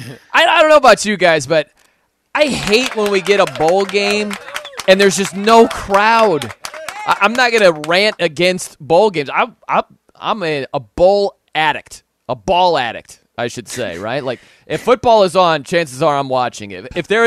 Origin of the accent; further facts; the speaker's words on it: South Bend, Indiana, United States; I'm from South Bend. I love Notre Dame football.